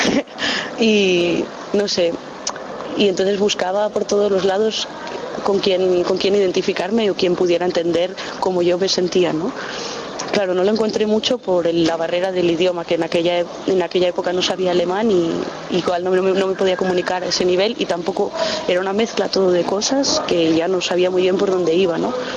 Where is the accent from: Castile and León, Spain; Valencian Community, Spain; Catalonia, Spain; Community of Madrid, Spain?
Castile and León, Spain; León; moved away as an adult; also born or lived in Hamburg; me he ido de, lo que yo consideraba mi tierra, porque mi tierra no tenía espacio para mí